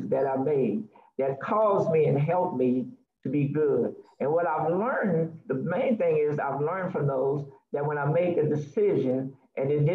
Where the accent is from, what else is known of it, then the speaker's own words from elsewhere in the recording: New Orleans, Louisiana, United States; I am from New Orleans, Louisiana